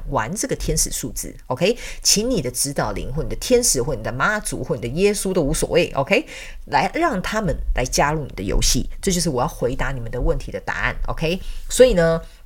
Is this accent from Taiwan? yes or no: yes; Taiwan; 外国人到我们台湾刚开始讲中文